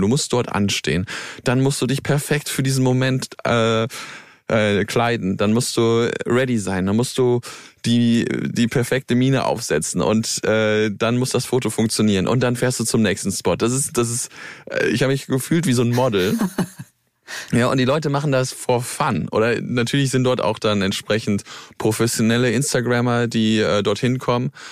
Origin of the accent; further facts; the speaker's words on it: near Cologne, North Rhine-Westphalia, Germany; Ich bin äh, dort in der Gegend groß geworden